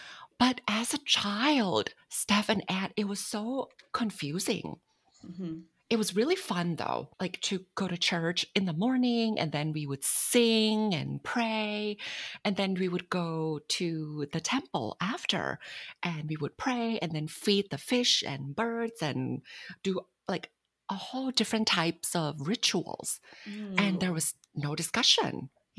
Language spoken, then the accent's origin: English; Bangkok, Thailand; Bangkok, Thailand.